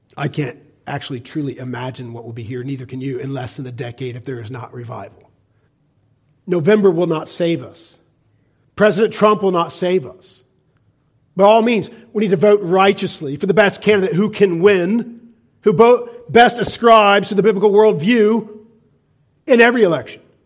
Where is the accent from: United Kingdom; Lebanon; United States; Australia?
United States; We, as American Christians